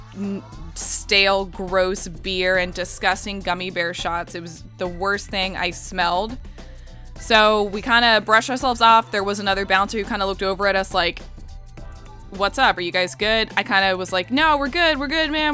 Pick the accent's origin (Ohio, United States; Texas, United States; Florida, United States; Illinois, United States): Florida, United States; Orlando; growing up in Orlando